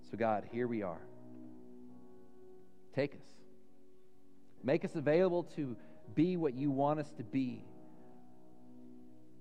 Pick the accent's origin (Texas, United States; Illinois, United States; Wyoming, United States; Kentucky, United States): Texas, United States; Dallas; I grew up in Dallas.